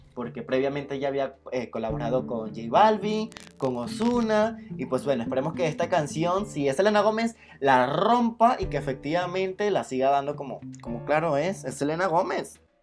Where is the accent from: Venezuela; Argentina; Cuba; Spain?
Venezuela; now in Mexico City, Mexico; soy de Venezuela pero actualmente vivo en la Ciudad de México